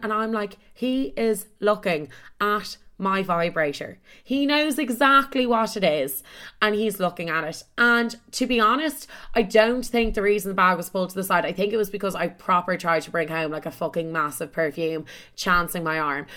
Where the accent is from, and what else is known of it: Dublin, Leinster, Ireland; moved away as an adult; also born or lived in Chicago; now in London, United Kingdom